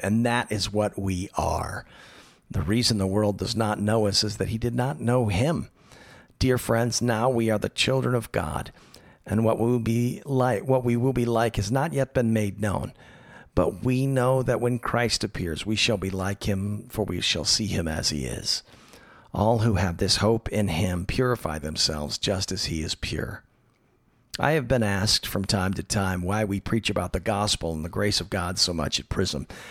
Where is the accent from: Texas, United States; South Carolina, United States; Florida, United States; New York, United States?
Florida, United States; Tallahassee; now in Los Angeles, United States; my hometown of Tallahassee, Florida